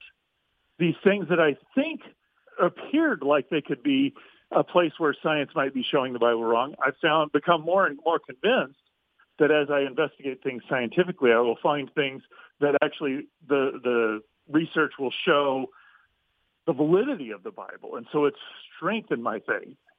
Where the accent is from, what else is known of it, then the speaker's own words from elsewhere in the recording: Midwest, United States; I grew up in the Midwest